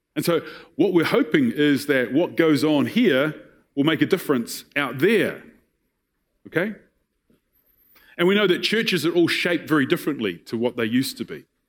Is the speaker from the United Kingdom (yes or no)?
no; New Zealand; I was raised in Tapuna